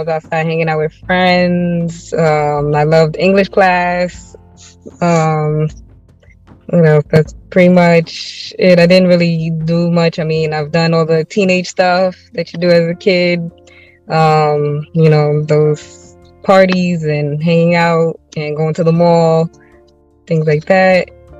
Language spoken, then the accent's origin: English; New York City, New York, United States; I'm from Brooklyn, New York City.